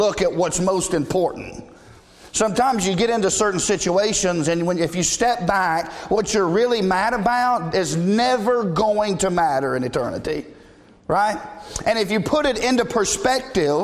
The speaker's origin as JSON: {"language": "English", "region": "the South", "country": "United States", "tie": "born or raised there", "said": "we were raised in the South"}